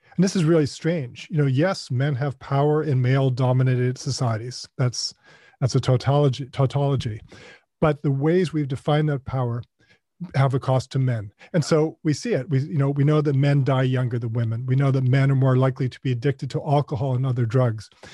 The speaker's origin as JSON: {"language": "English", "region": "North Carolina", "country": "United States", "tie": "born or raised there", "also_born_or_lived": "Ohio", "said": "as a boy growing up in North Carolina. Uh, we moved there from Ohio, where I was born"}